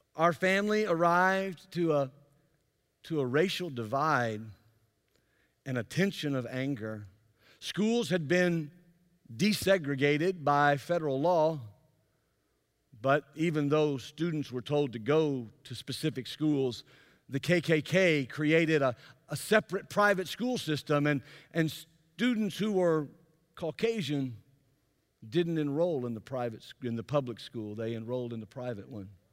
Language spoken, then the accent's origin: English; Jackson, Mississippi, United States; in my hometown of Jackson, Mississippi